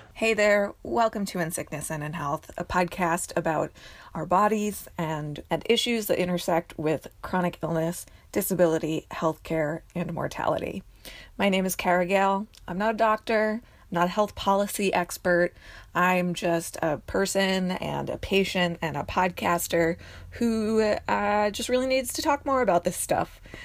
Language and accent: English; New Jersey, United States; I'm from New Jersey